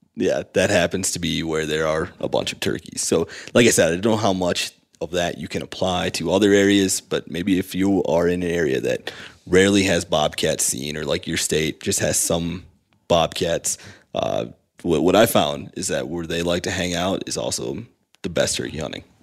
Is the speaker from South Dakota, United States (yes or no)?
yes; South Dakota, United States; I come from South Dakota where there's a lot of fractured habitat